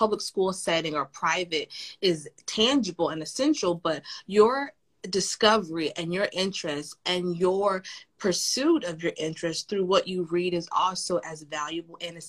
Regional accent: the South, United States; as a Southerner, I love Southern history

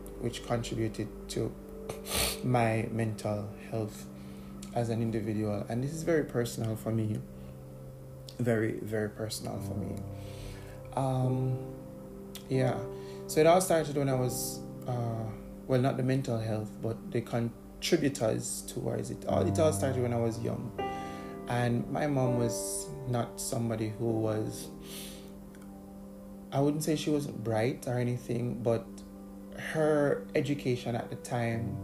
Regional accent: Bog Walk, Saint Catherine, Jamaica; when we were living in the country. And by country, I mean we're living in rural St. Catherine. Because I'm from St. Catherine. Bog Walk

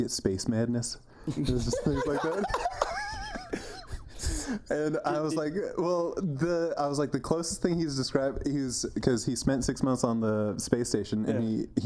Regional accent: Houston, Texas, United States; I grew up in Houston

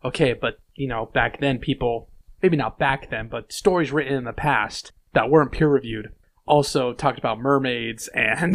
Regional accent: the West, United States; I'm from the West. I'm also American.

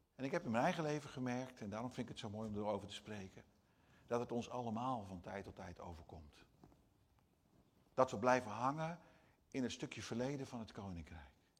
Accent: Brazil; first language Portuguese; Dutch is a second language; now in Netherlands; als je in het buitenland woont, zoals ik in, Nederland, eh, in Brazilië heb gewoond als Nederlander

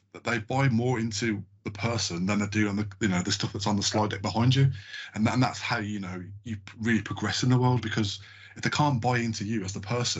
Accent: England, United Kingdom; I mean, I'm from a diverse background. My grandparents are Jamaican. I've got Irish descendants as well. I'm English as well.

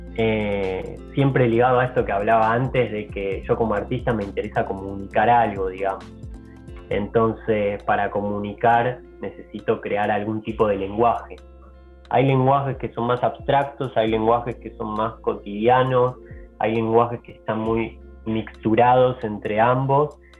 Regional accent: Argentina; moved away; also born or lived in Europe; de los que volvimos acá a Argentina

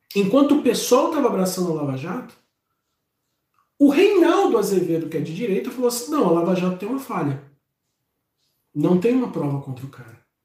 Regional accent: Rio de Janeiro, Brazil; eu sou de Madureira, eu sinto o cheiro de quem é de Madureira

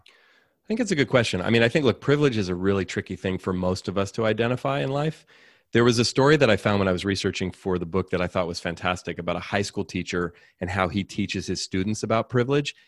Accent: Oakland, California, United States; I grew up in Oakland, California, raised by a single mom

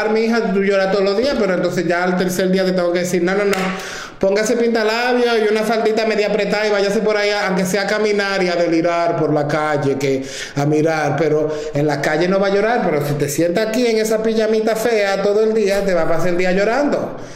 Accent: Santo Domingo, Distrito Nacional, Dominican Republic; now in New York, United States; la, primera vez que me mudé de, de Santo Domingo a Nueva York

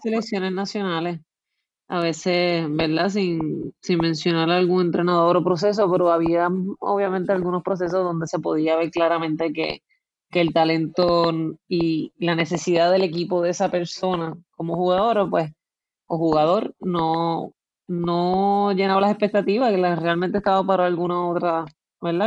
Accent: San Juan, Puerto Rico; Pues yo nací en San Juan, pero vivo

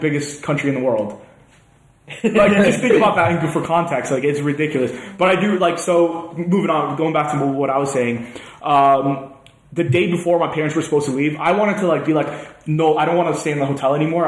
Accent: Canada; moved away as an adult; now in Manchester, United Kingdom; I'm from Canada.

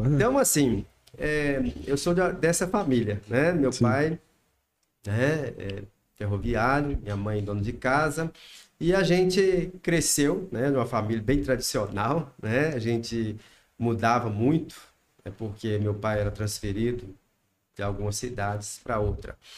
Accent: Viçosa, Minas Gerais, Brazil; now in Salinas, Brazil; vim para Salinas em 1986. Mas sou nascido em Viçosa, Minas Gerais

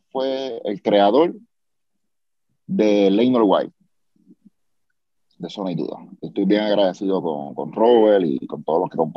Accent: Mayagüez, Puerto Rico; Eh, no, es un secreto, un secreto para, la gente que conoce que vengo de Mayagüez

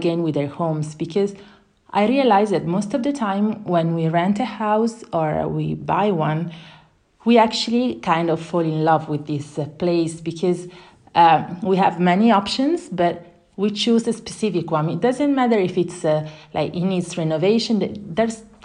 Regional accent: Italy; moved away as an adult; also born or lived in Luxembourg / Singapore; now in Guadalajara, Mexico; I'm Italian, and I left Italy in 2007 because I had a job opportunity in Luxembourg

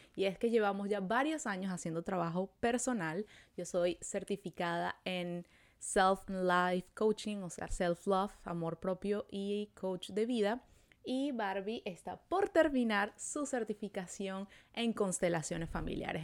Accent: Venezuela; now in Montreal, Canada; Nosotros somos dos amigas venezolanas viviendo en Montreal

